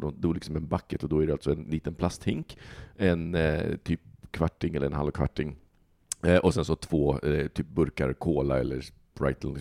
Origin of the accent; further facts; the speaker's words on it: Stockholm, Stockholm County, Sweden; som stockholmare